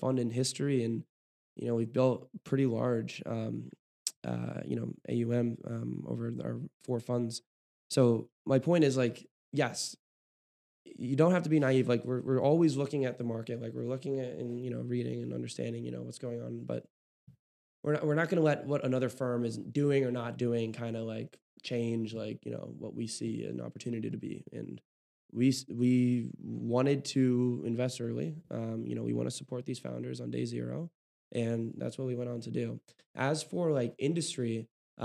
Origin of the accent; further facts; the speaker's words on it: Oakland, California, United States; now in Chicago, United States; I'm from Oakland